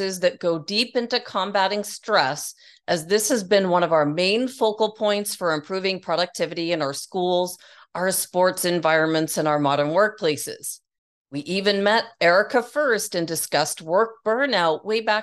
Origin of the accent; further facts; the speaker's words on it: Worthing, South East England, United Kingdom; I was born in Worthing, Sussex